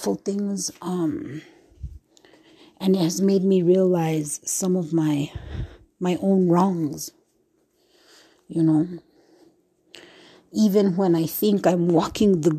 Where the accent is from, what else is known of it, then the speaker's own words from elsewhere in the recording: United States; I am Native American, and I was raised off of the reservation, away from any type of tradition.